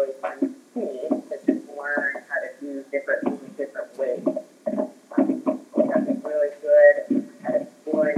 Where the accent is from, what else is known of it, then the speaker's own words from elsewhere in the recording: Victor, Idaho, United States; moved away as an adult; also born or lived in Southern California / Alaska; I grew up in Idaho. I'm from the Teton Valley. Victor, Idaho is my hometown